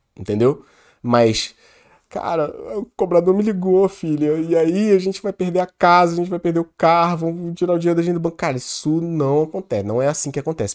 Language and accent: Portuguese; Petrópolis, Rio de Janeiro, Brazil; da nossa cidade, a gente é de Petrópolis, região serrana do Rio